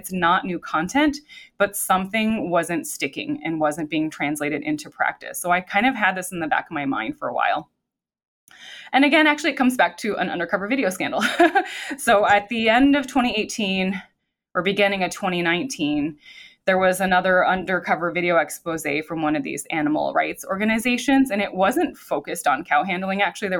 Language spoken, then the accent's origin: English; Midwest, United States; So I grew up in the Midwest, but my experience had been from elsewhere.